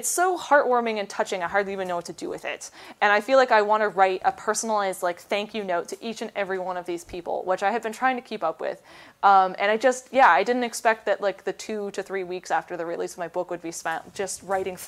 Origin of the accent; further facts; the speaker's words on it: Petaluma, California, United States; my hometown signing, which was in Petaluma